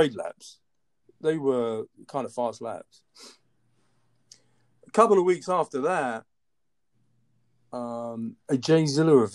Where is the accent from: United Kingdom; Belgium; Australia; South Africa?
United Kingdom; London; moved away as an adult; also born or lived in Chicago / Washington, D.C. / Boston; now in Atlanta, United States; Born and raised in London, and I came to the U.S. in 2003